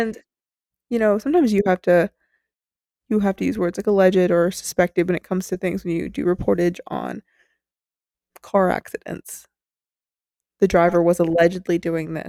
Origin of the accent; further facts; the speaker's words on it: United States; We're American